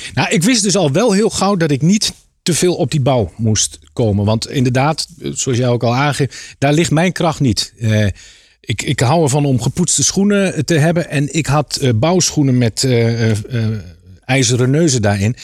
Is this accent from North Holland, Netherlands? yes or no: no; Apeldoorn, Gelderland, Netherlands; moved away as an adult; also born or lived in Harderwijk / Leiden / Rotterdam; Oorspronkelijk kom ik uit Apeldoorn. Ja. Daar heb ik tot mijn achttiende gewoond